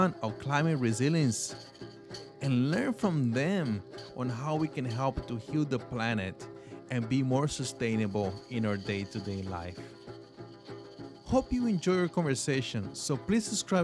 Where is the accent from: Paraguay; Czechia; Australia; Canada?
Paraguay; now in United States; Growing up in Paraguay, I participated in many environmental projects with the Guarani people